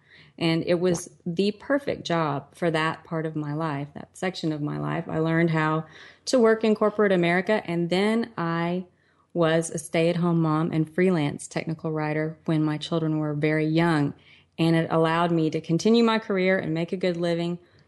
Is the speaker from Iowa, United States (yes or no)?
no; Texas, United States; I was born in Texas. I'm a fourth generation Texan.